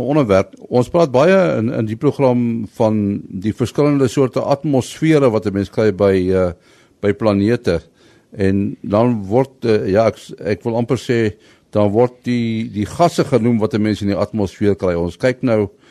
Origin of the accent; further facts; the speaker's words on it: Pretoria, Gauteng, South Africa; toe klein tyd ons het hier in Pretoria groot geword